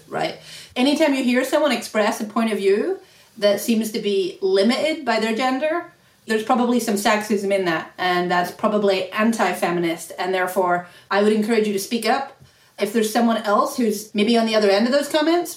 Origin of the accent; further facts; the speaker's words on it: Ireland; moved away; I grew up in Ireland, so a long way from here